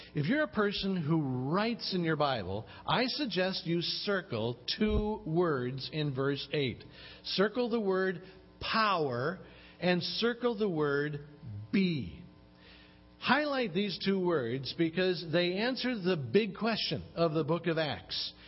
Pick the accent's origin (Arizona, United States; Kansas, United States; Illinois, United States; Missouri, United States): Illinois, United States; Chicago; I grew up in Chicago uh, where it could get really cold